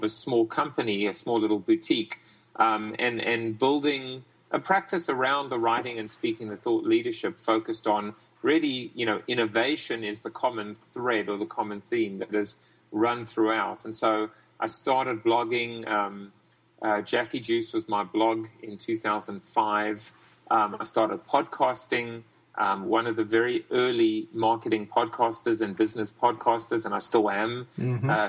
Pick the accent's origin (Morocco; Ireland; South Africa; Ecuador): South Africa; now in United States; I'm from South Africa originally.